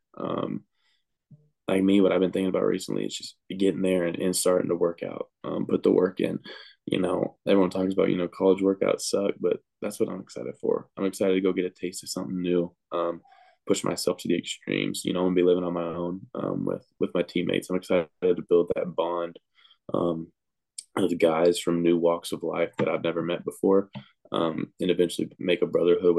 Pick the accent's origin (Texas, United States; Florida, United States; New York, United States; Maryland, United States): Texas, United States; I'm from Texas